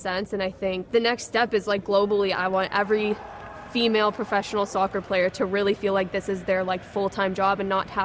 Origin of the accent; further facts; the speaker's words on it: Cincinnati, Ohio, United States; moved away as an adult; now in Manchester, United Kingdom; my hometown, Cincinnati